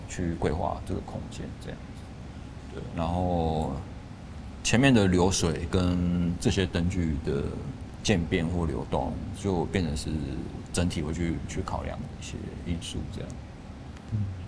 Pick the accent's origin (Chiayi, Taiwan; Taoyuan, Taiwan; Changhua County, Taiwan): Changhua County, Taiwan; Lukang; 我的老家是住在，因为住鹿港嘛，所以它是靠海边，就基本上我家就是靠海边